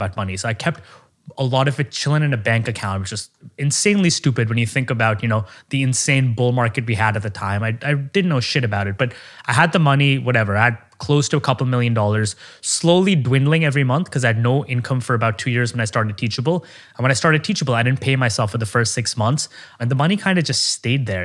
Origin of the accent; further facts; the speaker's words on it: Oman; moved away as an adult; now in United States; I grew up in Oman, the Middle East.